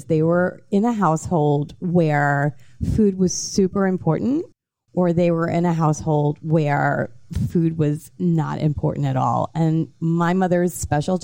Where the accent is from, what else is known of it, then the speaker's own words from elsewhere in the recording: New York, United States; moved away as an adult; now in Miami, United States; when I was brought up in New York, I was into marketing and PR